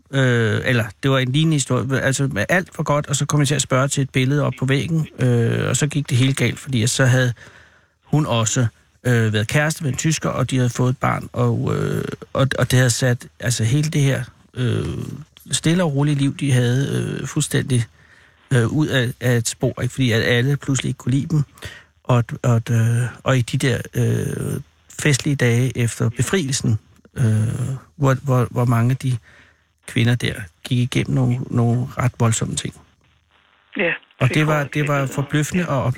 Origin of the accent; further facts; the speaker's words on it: Bræstrup, Central Denmark Region, Denmark; jeg er fra Bræstrup.